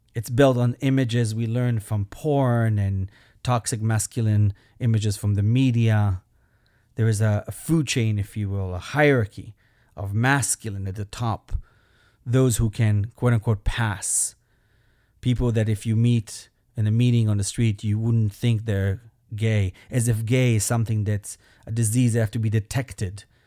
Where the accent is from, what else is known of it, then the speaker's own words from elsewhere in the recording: Belgium; moved away; I am an immigrant. That's my accent. I'm from Belgium